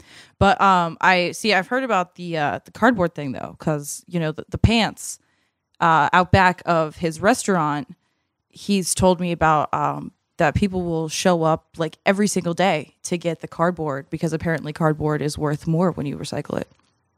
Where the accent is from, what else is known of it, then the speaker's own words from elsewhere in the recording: Massachusetts, United States; But as a kid growing up in Massachusetts, I would go to the Big Y, which is a grocery store up there, like with my mom